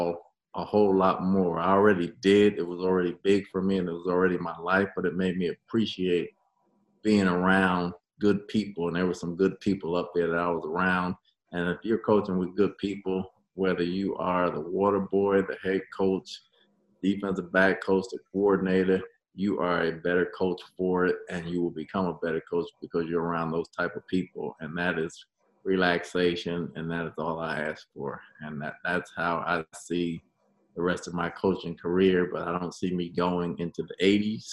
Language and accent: English; New Jersey, United States; also born or lived in New York / Dallas / Miami / Arizona; now in Tampa, United States; I'm from New Jersey